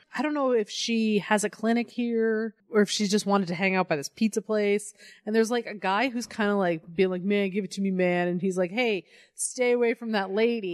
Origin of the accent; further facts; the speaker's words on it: Colorado, United States; I'm from Colorado